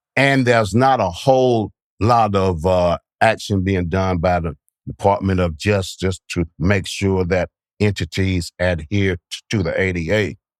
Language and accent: English; Bainbridge, Georgia, United States; I'm from Bainbridge, Georgia